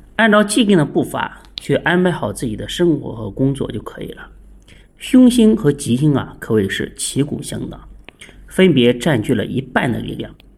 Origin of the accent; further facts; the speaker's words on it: China; 我们中国人